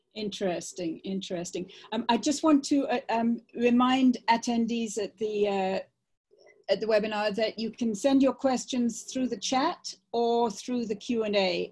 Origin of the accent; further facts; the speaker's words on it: England, United Kingdom; moved away; I grew up in England